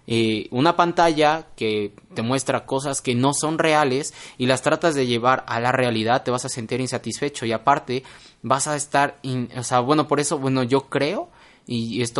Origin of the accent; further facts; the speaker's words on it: Mexico; nosotros que somos mexicanos